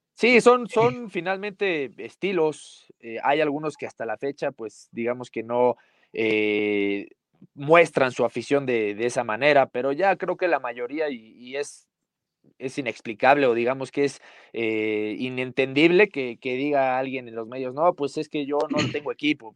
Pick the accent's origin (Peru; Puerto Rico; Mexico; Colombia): Mexico; Puebla; Yo nací en Puebla, mi familia, mi papá se fue a vivir a, Puebla y, a mí ya me tocó nacer allá, yo soy pipope